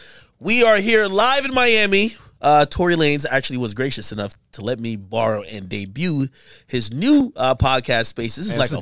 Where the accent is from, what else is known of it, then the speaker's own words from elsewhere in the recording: Jamaica; Yeah, I'm Jamaican.